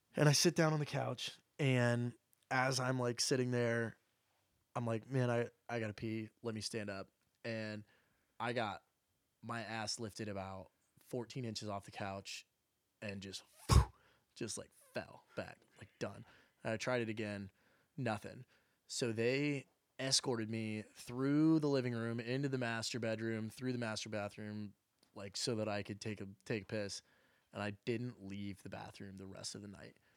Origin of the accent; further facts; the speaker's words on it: Oklahoma, United States; now in Nashville, United States; I'm from Oklahoma